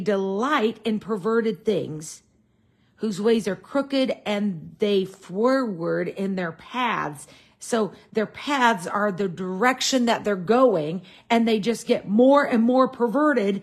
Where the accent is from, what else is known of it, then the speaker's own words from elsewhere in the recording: United States; I'm an American in a modern culture